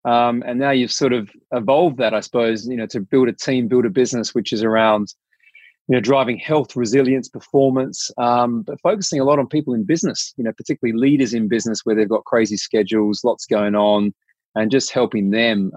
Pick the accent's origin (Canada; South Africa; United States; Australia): Australia; Adelaide, South Australia; accent: South Australian; I grew up in Adelaide